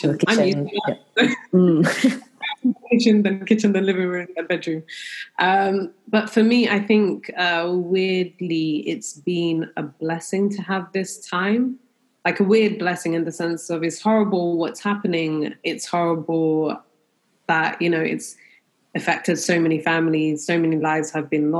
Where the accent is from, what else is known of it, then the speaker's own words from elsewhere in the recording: London, United Kingdom; I'm definitely proud of being a Londoner. I'm very proud that we do have a multicultural city, and being brought up in London